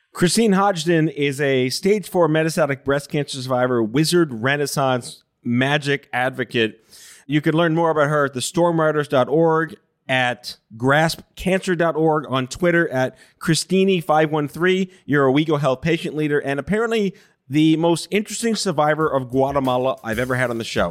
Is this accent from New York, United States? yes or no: yes; New York City, New York, United States; I'm Jewish from Brooklyn